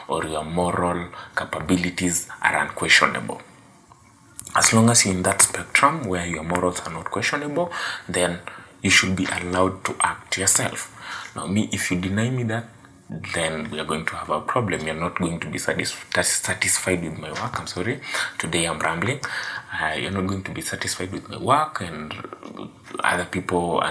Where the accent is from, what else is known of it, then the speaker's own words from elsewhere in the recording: Kenya; I'm from Kenya